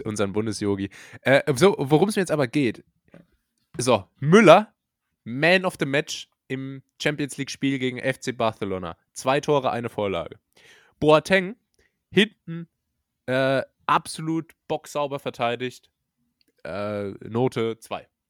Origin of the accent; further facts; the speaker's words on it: Rhineland-Palatinate, Germany; moved away as an adult; now in Karlsruhe, Germany; Ich komme aus der Pfalz. Dort wird Pfälzisch gesprochen.